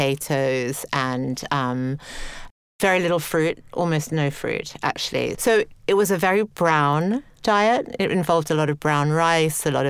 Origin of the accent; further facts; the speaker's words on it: Sydney, New South Wales, Australia; now in England; I grew up in Australia. I grew up in Sydney, had a really pretty idyllic childhood, 1970s in Australia